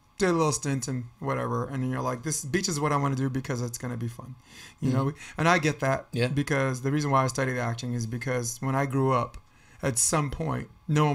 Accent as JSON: {"language": "English", "town": "New York City", "region": "New York", "country": "United States", "tie": "born or raised there", "said": "Grew up on Flatbush Avenue"}